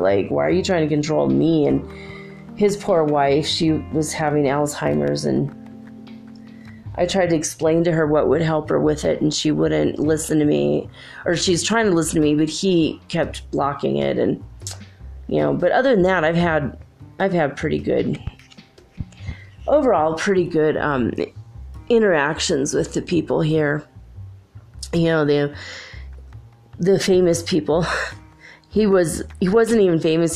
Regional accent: California, United States; moved away; also born or lived in Minnesota; I grew up in California

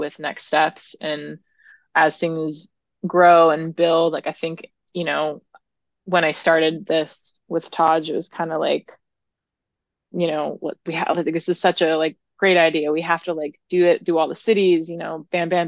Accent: Oregon, United States; also born or lived in New York City; now in Los Angeles, United States; growing up in Oregon, I was born into this place of like very calm and nature and a little bit slower pace

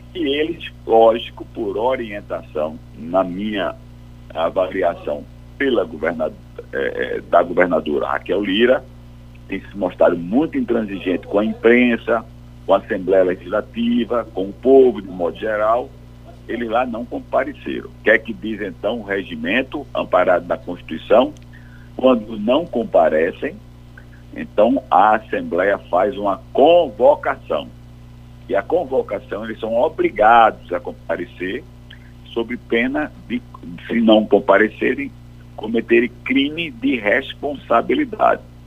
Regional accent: Brazil; eu sou brasileiro

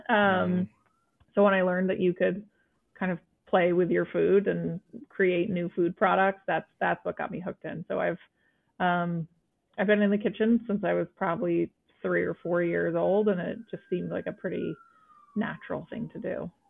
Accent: Vermont, United States; being a teenager in Vermont

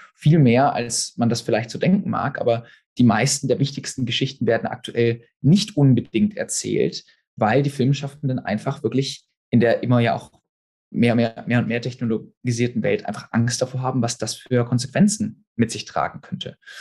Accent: Stuttgart, Baden-Württemberg, Germany; moved away as an adult; now in London, United Kingdom; ich bin Filmregisseur, ursprünglich aus Stuttgart

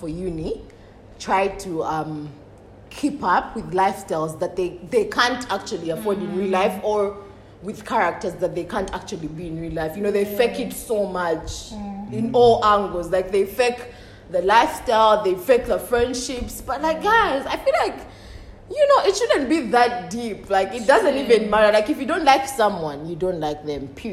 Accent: Uganda; moved away; also born or lived in Malaysia; I'm from Uganda, but I'm Malawian for now.

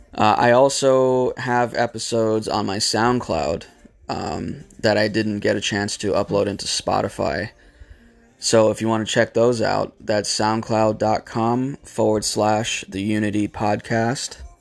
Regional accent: United States; my fellow Americans

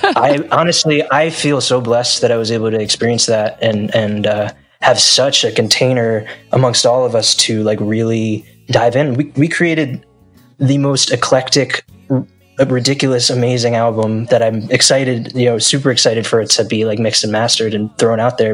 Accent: New Jersey, United States; moved away; I grew up in New Jersey in the United States

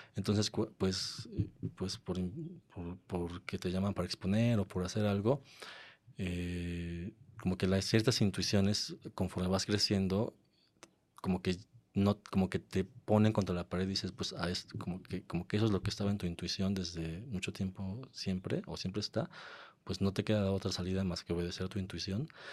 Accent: Mexico; moved away as an adult; also born or lived in London / Mexico City; cuando volví a México. Después de, después de estar en Londres unos años

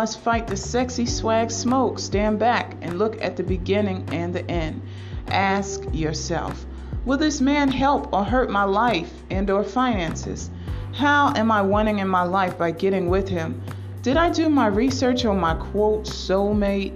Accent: United States; we as American women

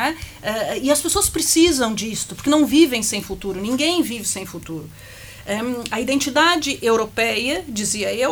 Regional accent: Brazil; accent: Brazilian; now in Portugal; Eu nasci no Brasil, o sotaque eu denuncia, não é? Porque os meus avós italianos tiveram de fugir da guerra

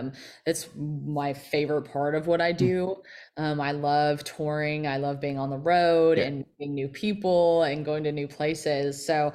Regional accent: Kentucky, United States; hitting all of Kentucky, my home state, my new home, Tennessee.

